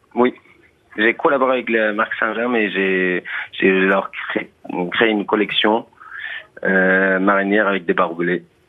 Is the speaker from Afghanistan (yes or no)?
yes; Afghanistan; French is a second language; also born or lived in Iran; now in France; Quand on est parti de l'Afghanistan